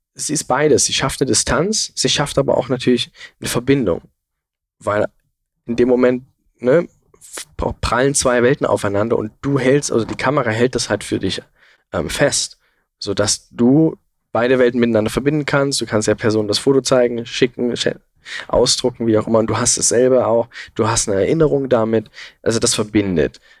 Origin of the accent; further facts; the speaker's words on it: Saxon Switzerland, Saxony, Germany; die sächsische Schweiz. Das ist halt einfach meine Heimat irgendwo und es ist sehr, sehr nah bei mir